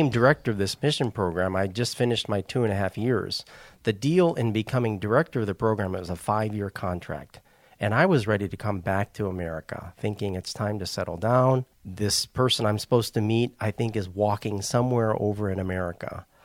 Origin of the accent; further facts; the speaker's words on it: Japan; moved away; also born or lived in Wisconsin / Indianapolis / Columbus, Indiana; I actually was uh, raised in Japan as a missionary's kid. And then we moved from Japan to Wisconsin my dad took a call from Wisconsin to Indianapolis, then eventually to Columbus, Indiana.